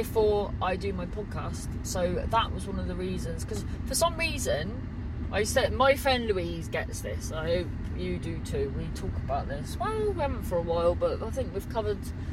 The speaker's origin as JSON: {"language": "English", "area": "Cornwall", "region": "South West England", "country": "United Kingdom", "tie": "born or raised there", "said": "growing up in Cornwall"}